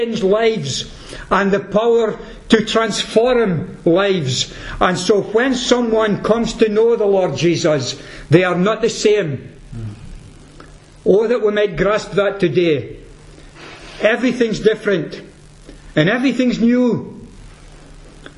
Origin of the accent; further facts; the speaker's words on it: Peterhead, Scotland, United Kingdom; I'm from Peterhead